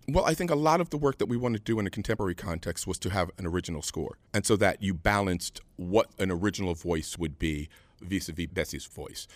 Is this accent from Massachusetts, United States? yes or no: no; New York City, New York, United States; I'm native New Yorker